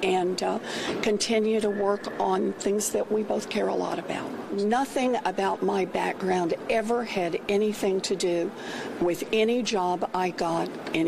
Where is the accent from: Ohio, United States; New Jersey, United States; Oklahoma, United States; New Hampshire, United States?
Oklahoma, United States; When I was growing up in Oklahoma, I learned about my family the same way most people do.